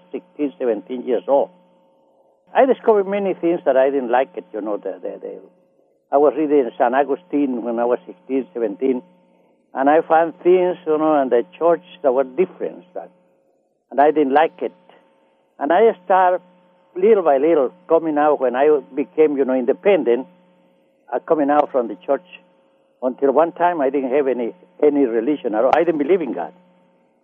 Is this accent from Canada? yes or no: no; Nicaragua; English is a second language; moved away as an adult; now in Los Angeles, United States; I grew up in Central America, Nicaragua, in the mountain, in a city called Nicarauga, Nicaragua